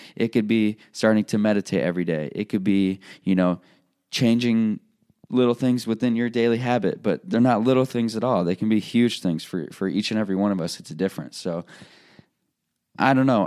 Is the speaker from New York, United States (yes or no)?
no; Illinois, United States; moved away as an adult; also born or lived in Iowa; I'm leaving a place, my hometown, where I grew up.